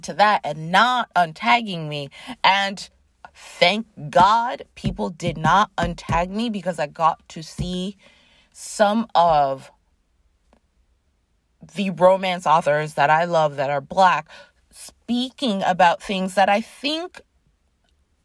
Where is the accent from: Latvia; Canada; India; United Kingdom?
Canada; Toronto, Ontario; I grew up in Toronto, Canada